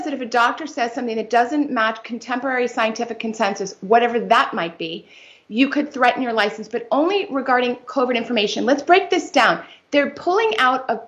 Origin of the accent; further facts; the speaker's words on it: New York City, New York, United States; I'm a native New Yorker